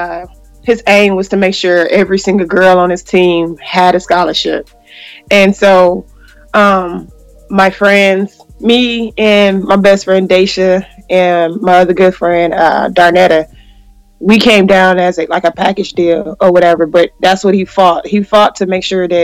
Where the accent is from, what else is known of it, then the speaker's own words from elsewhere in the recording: Detroit, Michigan, United States; Growing up Detroit was awesome